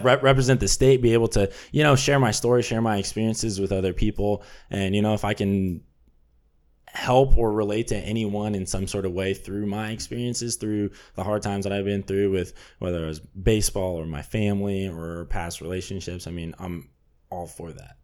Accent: Burbank, California, United States; I'm from Burbank, California

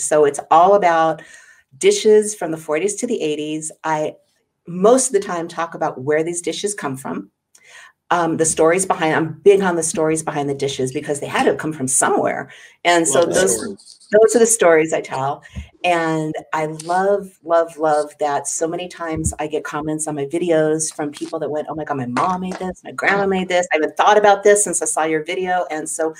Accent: Los Angeles, California, United States; also born or lived in Hollywood; I actually grew up in outside of L.A. in an area known as the Valley

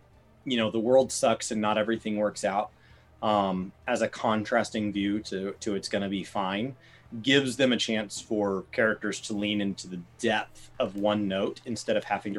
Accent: United States; as an American, we were raised being taught manifest destiny.

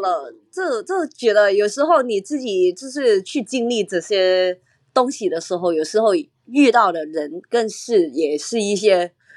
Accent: Hong Kong; 我是香港来的

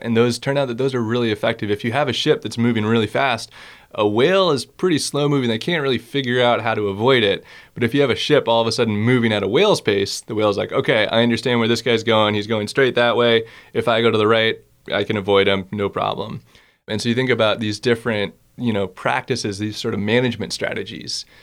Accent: Boston, Massachusetts, United States; moved away as an adult; also born or lived in Concord, Massachusetts; now in Alaska, United States; I grew up in Boston, Massachusetts, uh, on the East Coast.

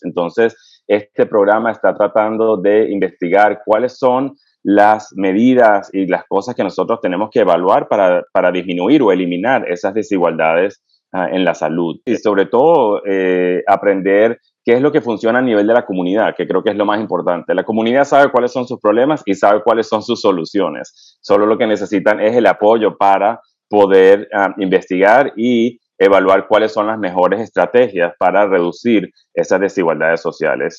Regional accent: Venezuela; moved away as an adult; also born or lived in United States; now in North Carolina, United States; en Venezuela me crié hasta que estudié medicina allá y después emigré eh, a los Estados Unidos

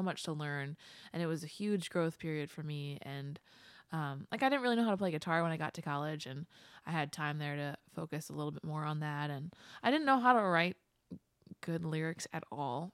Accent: West Chester, Pennsylvania, United States; moved away as an adult; also born or lived in Downingtown, Pennsylvania / Boston, Massachusetts; I grew up in Westchester

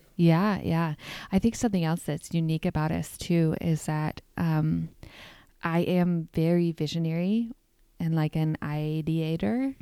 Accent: New York, United States; I'm from New York

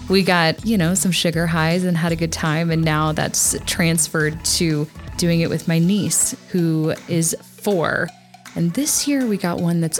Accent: Texas, United States; moved away; growing up in Texas

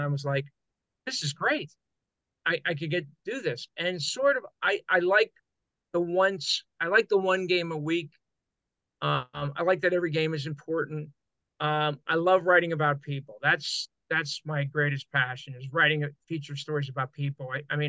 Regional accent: Hazleton, Pennsylvania, United States; I was in Hazleton, my hometown, from 81 to 85.

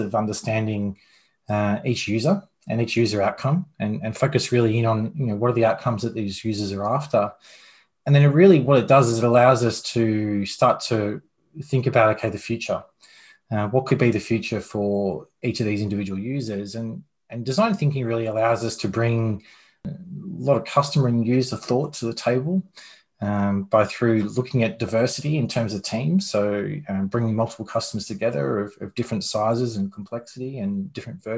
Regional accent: Australia; moved away as an adult; now in United States; Australian born.

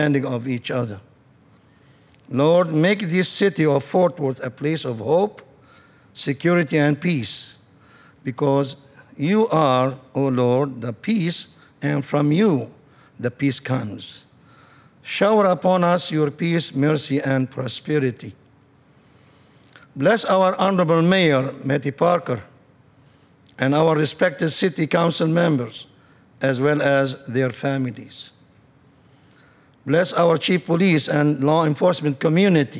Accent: Lebanon; moved away as an adult; now in United States; I am from Lebanon, country of 50-50 Christian Muslims

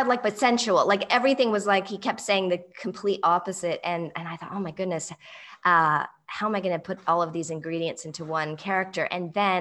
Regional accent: England, United Kingdom; accent: English; moved away; I grew up in England, and speak as equally with an English accent as American accent

